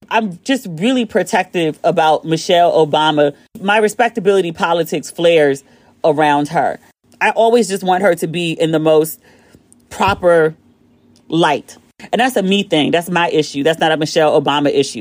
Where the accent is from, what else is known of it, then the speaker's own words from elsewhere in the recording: United States; I'm the American who's paid to be at this resort